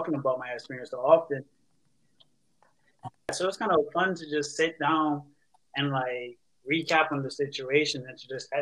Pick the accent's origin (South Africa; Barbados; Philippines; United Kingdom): Barbados; Bridgetown; moved away; I'm from Bridgetown, Barbados